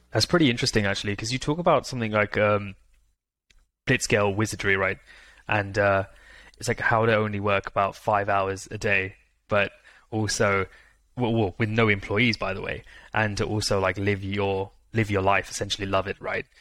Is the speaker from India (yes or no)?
yes; India; I'm Indian myself